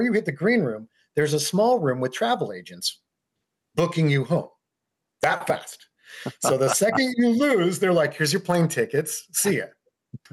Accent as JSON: {"language": "English", "region": "Colorado", "country": "United States", "tie": "born or raised there", "said": "I grew up in Colorado for the most part"}